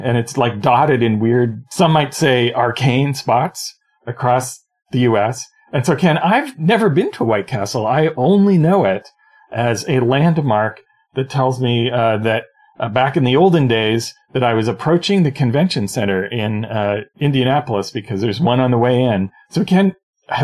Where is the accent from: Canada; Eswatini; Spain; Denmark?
Canada; I'm Canadian.